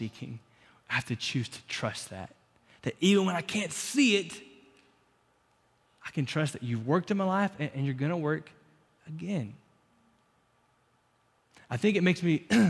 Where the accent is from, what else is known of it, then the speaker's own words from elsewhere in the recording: Florida, United States; now in Lubbock, United States; growing up in Florida, in the winter here